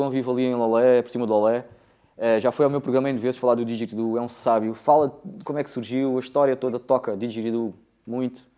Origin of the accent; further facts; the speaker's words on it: France; born there; Isso é assim, eu nasci em França, no, em 74, na altura da Revolução.